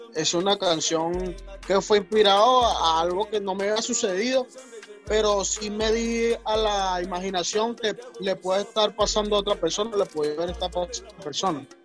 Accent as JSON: {"language": "Spanish", "town": "San José de Río Chico", "region": "Miranda", "country": "Venezuela", "said": "yo soy de, de, de San José, Río Chico, de Miranda"}